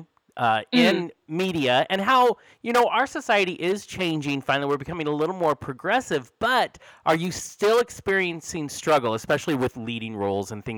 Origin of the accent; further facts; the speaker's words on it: United States; growing up in the U.S., you know, we have shows that last 8-10 years